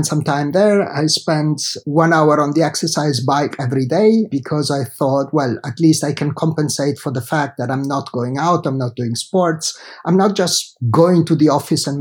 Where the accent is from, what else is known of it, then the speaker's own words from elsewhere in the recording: Genoa, Liguria, Italy; moved away as an adult; I did study in Italy, where I grew up, in Genova, in my hometown